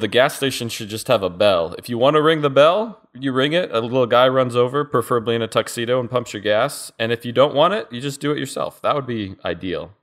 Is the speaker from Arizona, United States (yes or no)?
yes; Arizona, United States; moved away; I grew up in Arizona